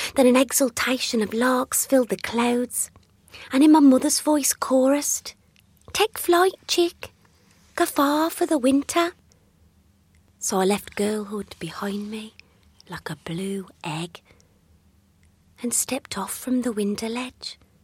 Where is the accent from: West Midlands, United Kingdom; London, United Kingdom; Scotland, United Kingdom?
West Midlands, United Kingdom; Dudley; accent: Black Country; I grew up in Dudley, in the black country, an area sadly with a much maligned accent